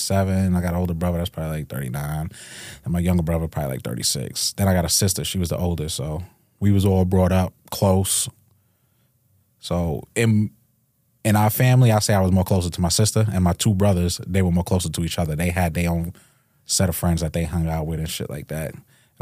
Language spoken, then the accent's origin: English; Hempstead, New York, United States; Hempstead, Freeport, Hempstead area.